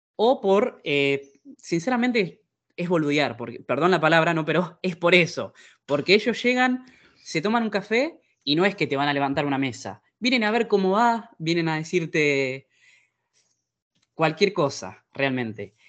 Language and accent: Spanish; Argentina; now in Italy; En mi eh, experiencia argentina